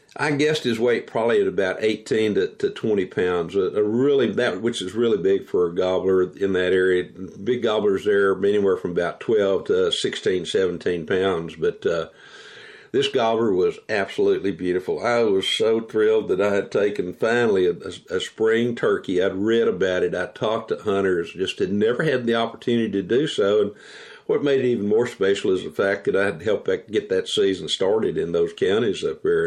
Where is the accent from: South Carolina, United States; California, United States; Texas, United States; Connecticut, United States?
Texas, United States; growing up in Texas, living in Texas as a wildlife biologist